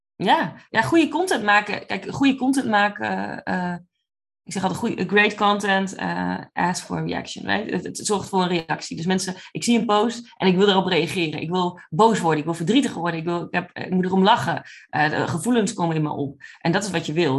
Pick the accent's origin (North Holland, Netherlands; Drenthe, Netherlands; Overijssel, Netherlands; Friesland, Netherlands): Drenthe, Netherlands; moved away as an adult; now in Oklahoma, United States; ik kom oorspronkelijk uit Drenthe, uit echt een klein gehucht